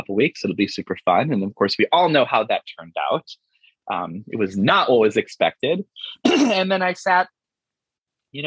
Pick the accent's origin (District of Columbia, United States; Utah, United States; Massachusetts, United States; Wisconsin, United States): Wisconsin, United States; Colby; moved away; also born or lived in Green Bay, Wisconsin; I'm originally from Wisconsin, from Colby, tiny little Colby, Wisconsin, in the center of the state, home of Colby cheese. I was, you know, a geeky theater kid growing up